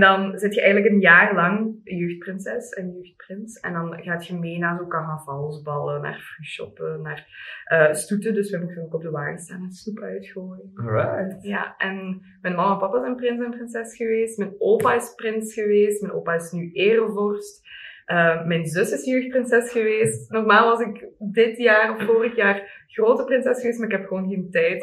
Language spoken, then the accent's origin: Dutch; Limburg, Flanders, Belgium; bij ons in Limburg